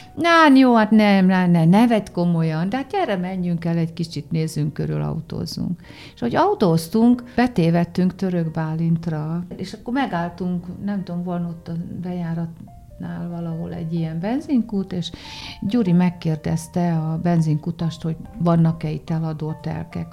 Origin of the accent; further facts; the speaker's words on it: Debrecen, Hajdú-Bihar, Hungary; moved away; Debrecenben, meg én ott is születtem, úgyhogy én Debrecenben mindig hazamegyek